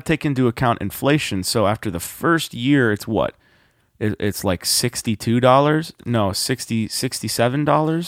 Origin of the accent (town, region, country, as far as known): United States